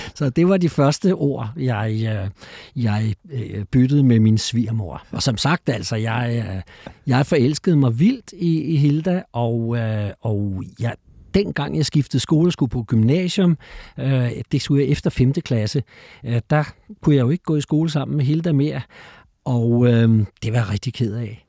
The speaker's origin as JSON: {"language": "Danish", "town": "Copenhagen", "region": "Capital Region of Denmark", "country": "Denmark", "tie": "born or raised there", "also_born_or_lived": "Frederiksberg", "said": "Men jeg er født på Frederiksberg og vokset op i, i Valby"}